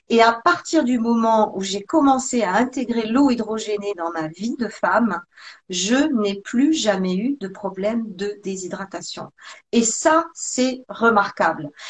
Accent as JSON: {"language": "French", "region": "Provence-Alpes-Côte d'Azur", "country": "France", "moved": "yes", "lives_now": "Switzerland", "said": "j'étais j'étais en Suisse depuis déjà quelques années. Je venais de la Côte d'Azur."}